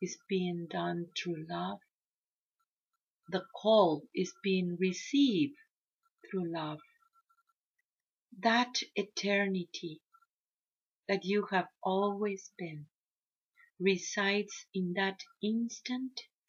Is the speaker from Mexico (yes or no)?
yes; Mexico; I come from the Maya Mexica tradition